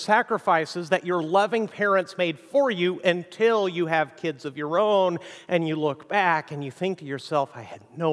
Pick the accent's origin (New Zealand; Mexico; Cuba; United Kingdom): Mexico; moved away; also born or lived in United States; I grew up in Mexico